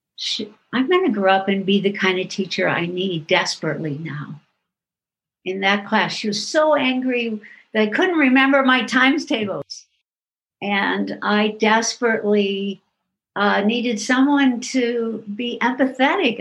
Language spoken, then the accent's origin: English; Iowa, United States; a town close to my hometown in iowa